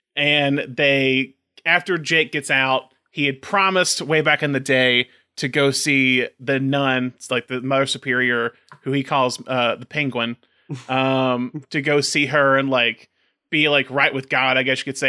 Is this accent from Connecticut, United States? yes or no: no; Tuscaloosa, Alabama, United States; our hometown, Alabama, Tuscaloosa.